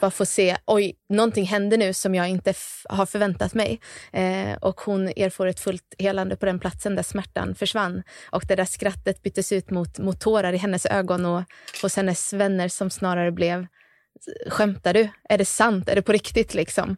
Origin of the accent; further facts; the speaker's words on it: Gnosjö, Jönköping County, Sweden; accent: Småland; also born or lived in Värnamo; Gnosjö i alla fall är jag uppväxt